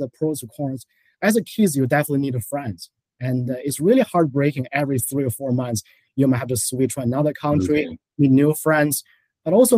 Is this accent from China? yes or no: yes; China; now in New York City, United States; I was born and raised in China, so first generation immigration to the U.S.